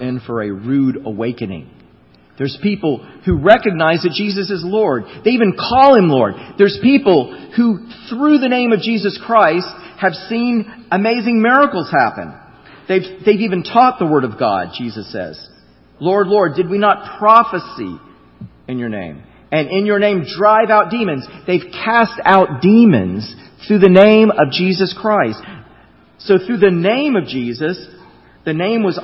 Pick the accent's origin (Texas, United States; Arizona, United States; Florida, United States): Florida, United States; I grew up in Florida.